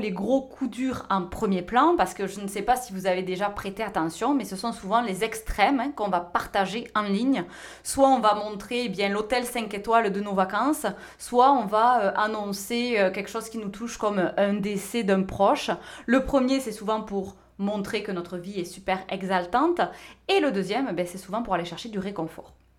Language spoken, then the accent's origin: French; France; moved away as an adult; now in North America